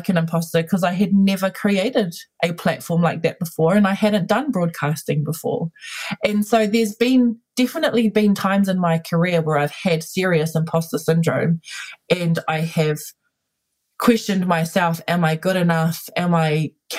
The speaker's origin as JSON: {"language": "English", "region": "Auckland", "country": "New Zealand", "tie": "born or raised there", "said": "I was born and raised here in Ihu Matau. It's my home. I currently live here"}